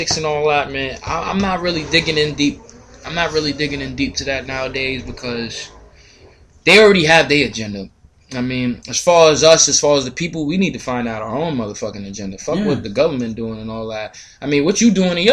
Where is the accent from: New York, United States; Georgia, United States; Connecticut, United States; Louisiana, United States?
New York, United States; New York City; I'm from Harlem